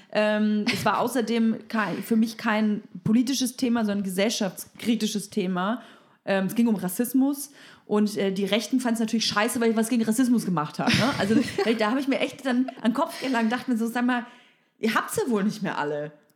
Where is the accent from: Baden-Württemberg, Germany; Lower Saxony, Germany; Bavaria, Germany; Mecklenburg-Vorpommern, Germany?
Bavaria, Germany; now in Berlin, Germany; Ich komme aus Bayern